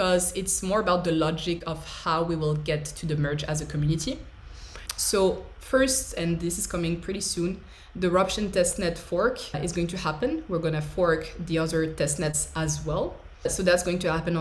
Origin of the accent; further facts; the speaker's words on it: France; I'm an engineer from France